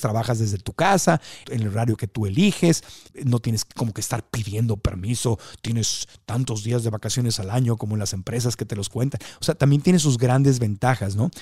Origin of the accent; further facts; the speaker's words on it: Mexico; creciendo en México